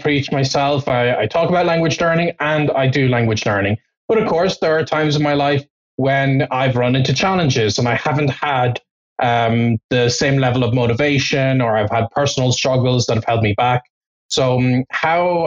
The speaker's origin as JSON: {"language": "English", "country": "Ireland", "tie": "born or raised there", "also_born_or_lived": "Toulouse, France", "first_language": "English", "moved": "as an adult", "said": "my hometown in Ireland"}